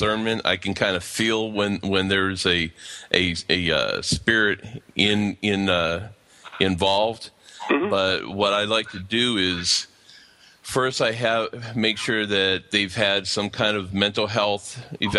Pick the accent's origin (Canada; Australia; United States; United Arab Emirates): United States; Pennsylvania; moved away as an adult; now in Atlanta, United States; I'm actually originally out of Pennsylvania, but currently I'm living in southwest of Atlanta, Georgia.